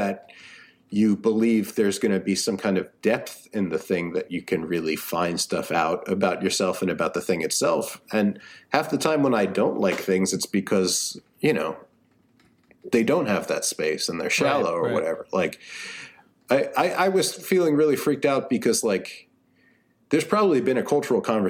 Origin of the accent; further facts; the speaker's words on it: United States; I'm an American